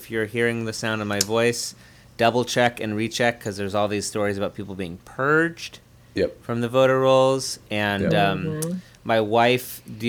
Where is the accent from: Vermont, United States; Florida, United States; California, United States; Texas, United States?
Vermont, United States; I'm from Vermont.